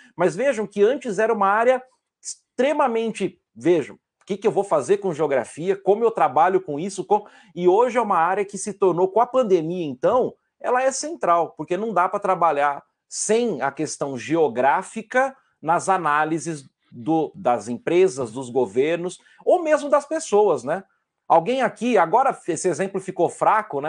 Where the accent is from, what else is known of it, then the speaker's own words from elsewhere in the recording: São Carlos, São Paulo, Brazil; also born or lived in Rio Claro; sendo São Carlense